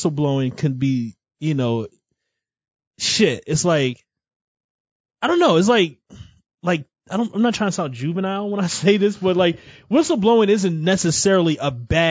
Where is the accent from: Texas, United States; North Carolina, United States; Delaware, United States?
North Carolina, United States; I'm from North Carolina.